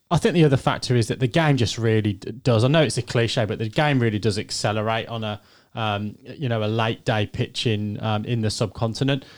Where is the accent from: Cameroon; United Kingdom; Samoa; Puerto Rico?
United Kingdom; England; as an Englishman